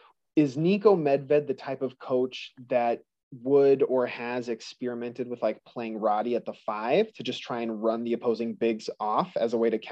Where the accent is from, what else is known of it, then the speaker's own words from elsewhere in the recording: San Diego, California, United States; now in Montana, United States; I live in Montana right now, actually. I was born in California, right in the San Diego area, but I live in Montana